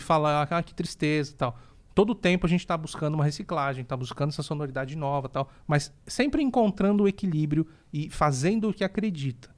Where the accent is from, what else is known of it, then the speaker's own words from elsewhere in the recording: Santos, São Paulo, Brazil; sou natural de Santos